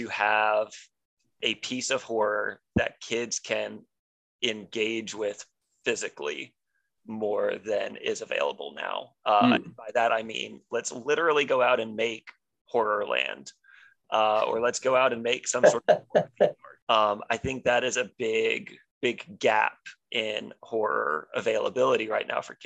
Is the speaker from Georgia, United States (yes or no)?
yes; Georgia, United States; I'm from Georgia